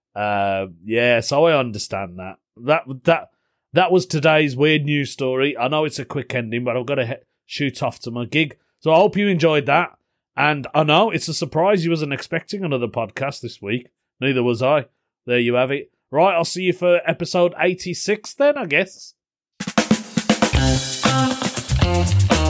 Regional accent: Birmingham, West Midlands, United Kingdom; accent: Brummie; they knew I wasn't from the area 'cause of my accent, 'cause I'm a brummie

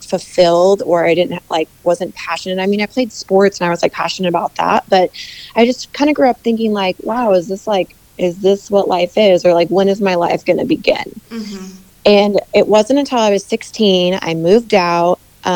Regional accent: Midwest, United States; I'm a Midwest girl. I grew up in the States, in the Midwest

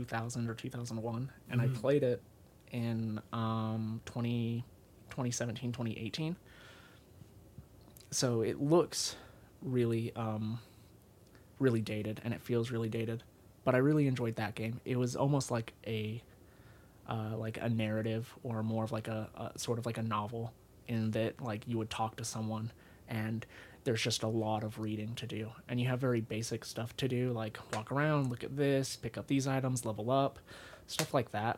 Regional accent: Salt Lake City, Utah, United States; also born or lived in South Carolina; born and raised in Utah near Salt Lake City. And then when I was in 7th grade, I lived in South Carolina for 3 years, and then I came back.

